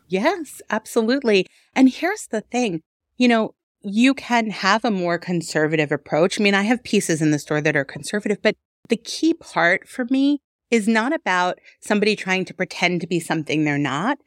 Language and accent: English; New York, United States; moved away as an adult; also born or lived in Denver; now in Detroit, United States; I'm originally from New York. I was born and raised out there